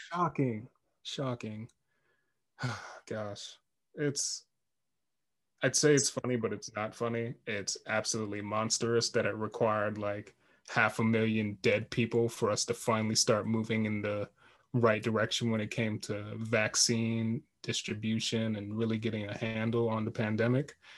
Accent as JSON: {"language": "English", "country": "Jamaica", "said": "I'm Jamaican"}